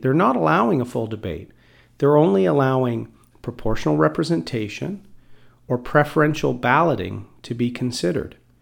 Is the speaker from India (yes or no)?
no; Bowmanville, Ontario, Canada; also born or lived in Port Perry, Ontario; I grew up living in Bowmanville and in Port Perry